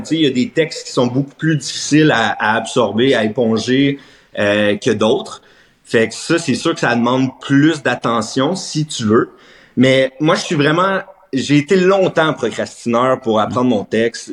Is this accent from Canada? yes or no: yes; Plantagenet, Ontario, Canada; also born or lived in Treadwell; Fait que je dis que je viens de Treadwell, mais ultimement, Plantagenet. J'étais allé à l'école à Plantage. ma famille vient de Plantagenet